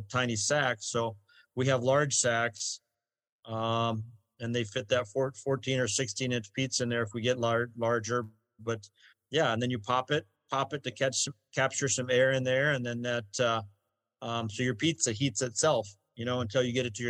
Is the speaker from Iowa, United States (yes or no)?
yes; Iowa, United States; moved away; we're from Iowa